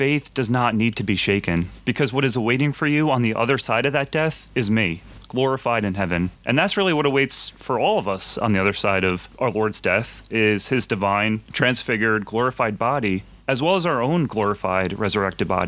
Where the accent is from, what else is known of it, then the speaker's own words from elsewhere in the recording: Freehold, New Jersey, United States; also born or lived in Wynnewood, Pennsylvania; I'm actually from Central New Jersey